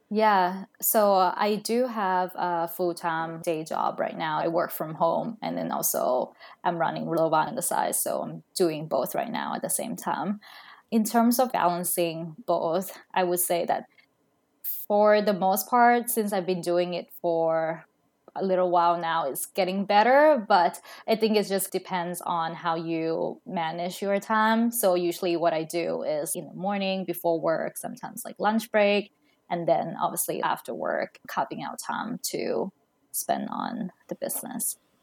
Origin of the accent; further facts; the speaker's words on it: Thailand; now in Seattle, United States; I'm originally from Thailand, but now I'm currently living in Seattle.